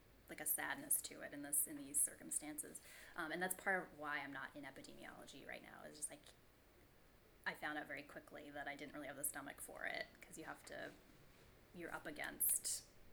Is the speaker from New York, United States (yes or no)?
no; Newburyport, Massachusetts, United States; also born or lived in Boston, Massachusetts; I was born in Newburyport, Massachusetts, which is on the northeast coast of Massachusetts, almost to New Hampshire.